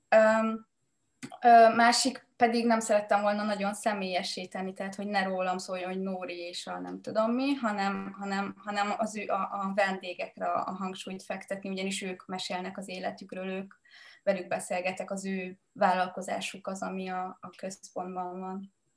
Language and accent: Hungarian; Hungary; moved away; egy egyszerű családból jövök, egy faluból a Mátraaljáról